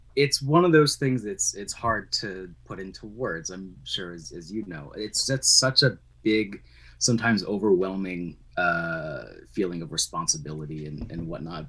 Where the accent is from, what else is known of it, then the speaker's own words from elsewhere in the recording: Vermont, United States; moved away as an adult; now in New Hampshire, United States; I grew up in Vermont, uh, which is where I met you